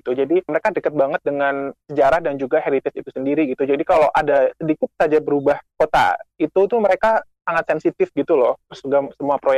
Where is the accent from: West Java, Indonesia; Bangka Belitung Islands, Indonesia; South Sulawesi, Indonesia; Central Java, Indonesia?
Central Java, Indonesia; Magelang; born there; karena saya merasa mencintai Magelang sebagai tempat kelahiran saya hingga hari ini pun saya tinggal di Magelang